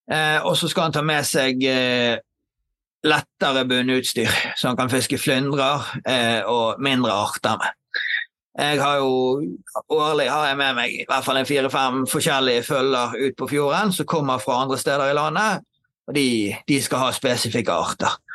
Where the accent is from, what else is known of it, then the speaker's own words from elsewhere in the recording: Eastern Norway, Norway; now in Bergen, Norway; Nei, jeg er {S0} østlending.